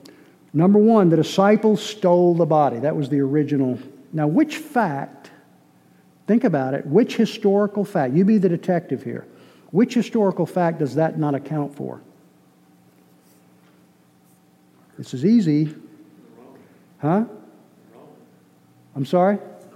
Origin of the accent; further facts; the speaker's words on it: Boston, Massachusetts, United States; born there; I was born in Boston. Lost my accent. I got over it.